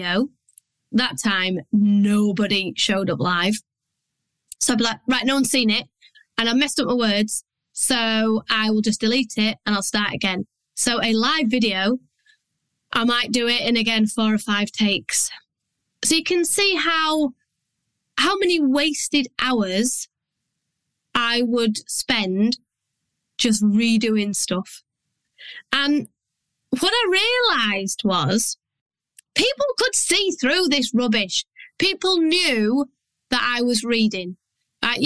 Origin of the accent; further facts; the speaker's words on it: Yorkshire and the Humber, United Kingdom; I'm from Yorkshire. I do not talk how I write.